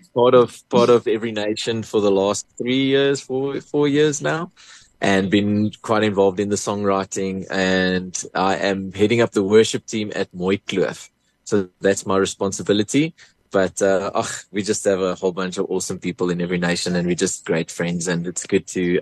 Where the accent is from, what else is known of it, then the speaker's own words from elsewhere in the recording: Port Elizabeth, Eastern Cape, South Africa; moved away as an adult; now in Pretoria, South Africa; I come from Port Elizabeth. I was born in, in PE